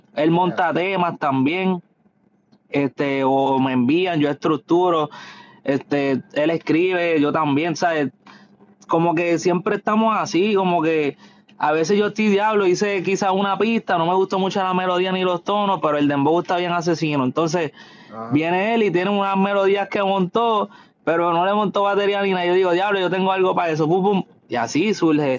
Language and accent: Spanish; the West of Puerto Rico, Puerto Rico; yo soy de allá, somos de allá del West, de Puerto Rico